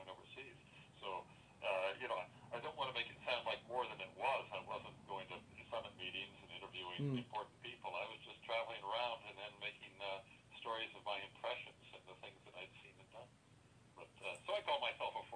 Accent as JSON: {"language": "English", "town": "Tigard", "region": "Oregon", "country": "United States", "also_born_or_lived": "Paris", "moved": "as an adult", "said": "I'm from Oregon. I'm from Tigard"}